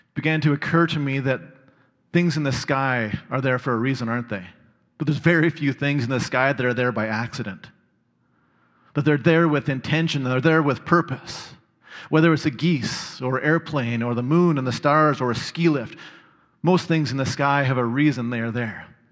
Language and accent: English; Red Deer, Alberta, Canada; growing up in Red Deer